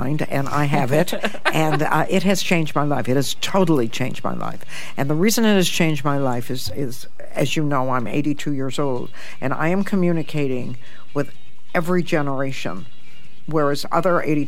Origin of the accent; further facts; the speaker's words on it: Toledo, Ohio, United States; moved away as an adult; now in United Kingdom; I was born in Toledo, Ohio, which is pretty much the armpit of the United States